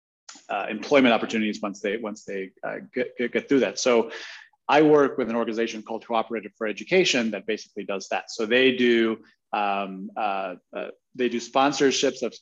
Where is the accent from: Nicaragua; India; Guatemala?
Guatemala; I was born and raised in Guatemala.